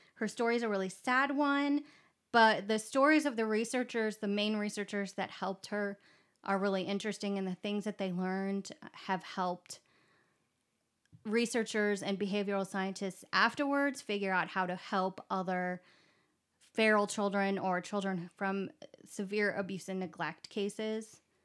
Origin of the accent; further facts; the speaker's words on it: Kentucky, United States; I was born in Kentucky